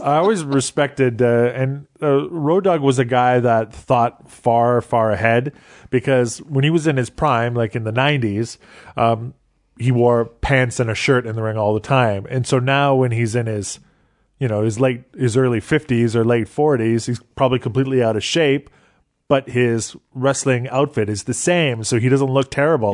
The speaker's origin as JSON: {"language": "English", "country": "Canada", "tie": "born or raised there", "said": "growing up in Canada"}